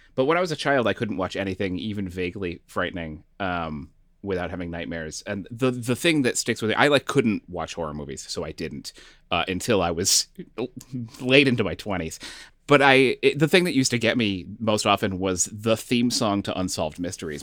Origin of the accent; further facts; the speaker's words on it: Northeast, United States; now in Texas, United States; growing up in the Northeast